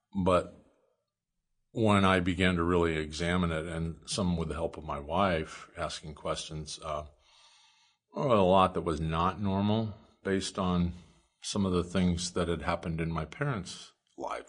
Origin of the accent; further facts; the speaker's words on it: Oakland, Nebraska, United States; also born or lived in Lincoln, Nebraska; grew up until I was twelve in, uh, Oakland, Nebraska, and then parents moved to Lincoln. My mom was a teacher, my dad was, uh, a carpenter, and I grew up in Lincoln